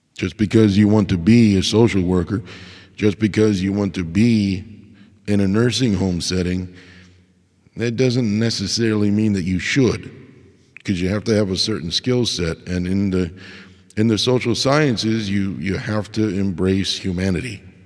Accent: United States; I am an American

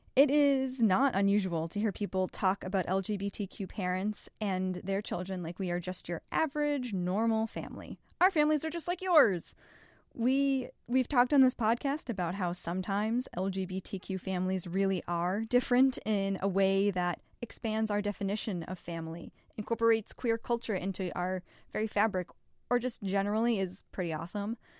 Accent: Massachusetts, United States; I grew up in Massachusetts with lesbian moms

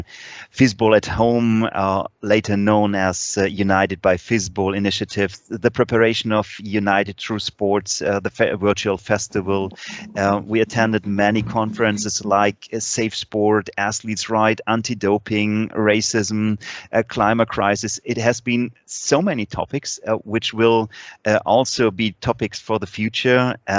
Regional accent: Leipzig, Saxony, Germany; English is a second language; it's also the first fistball camp in my hometown with the friends of Leipzig

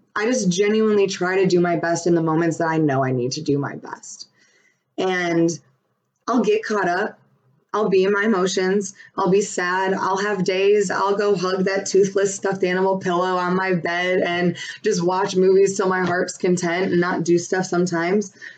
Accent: Buffalo, New York, United States; now in Raleigh, United States; I'm from Buffalo, living in Raleigh

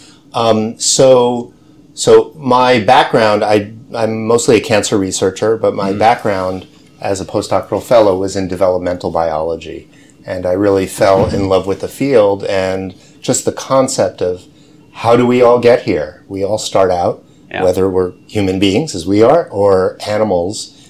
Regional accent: New York, United States; I grew up in New York

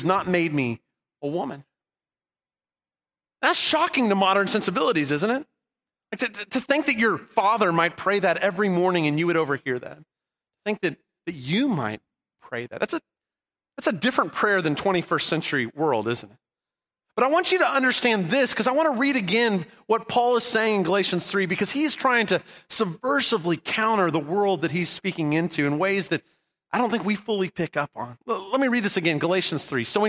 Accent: Southern California, United States; I grew up in Southern California after the Dust Bowl era

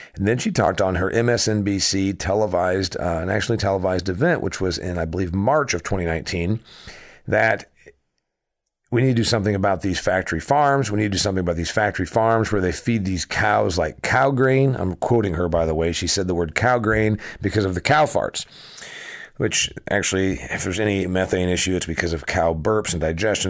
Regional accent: Huntington, Indiana, United States; my hometown, factory and farm town, Huntington, Indiana

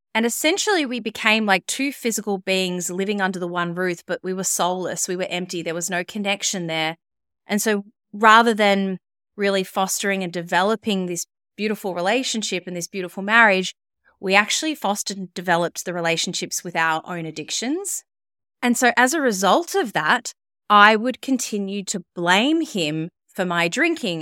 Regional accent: Melbourne, Victoria, Australia; moved away as an adult; also born or lived in Sydney; I moved back to my hometown of Melbourne.

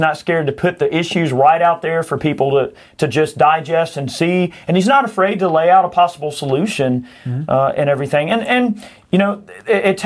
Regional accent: United States; I am an American

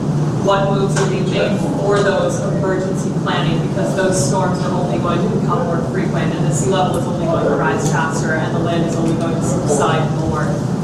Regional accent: Ellicott City, Maryland, United States; I'm from Ellicott City

